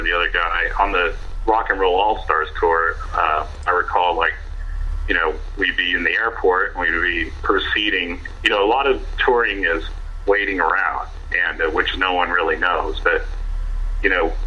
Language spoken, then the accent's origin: English; Dallas, Texas, United States; I'm originally from Dallas, Texas, myself, and we have a house there